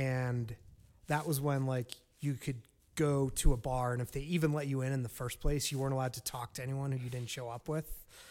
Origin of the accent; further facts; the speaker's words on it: New Jersey, United States; moved away; I grew up in North Jersey. I'm a Jersey boy